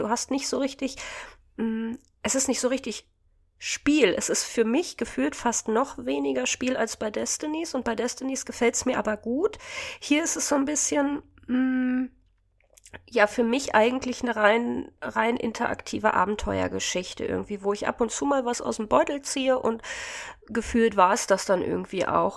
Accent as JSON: {"language": "German", "area": "the East", "region": "eastern Germany", "country": "Germany", "also_born_or_lived": "Hannover", "accent": "Hochdeutsch", "moved": "yes", "said": "ursprünglich, Jungs, komme ich ja auch aus dem Osten"}